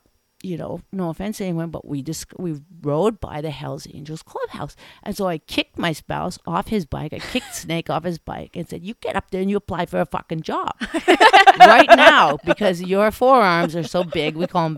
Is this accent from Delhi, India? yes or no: yes; New Delhi, Delhi, India; born there; So I was born in New Delhi by no fault of mine. and what I mean by that is I was a Caucasian kid born in New Delhi.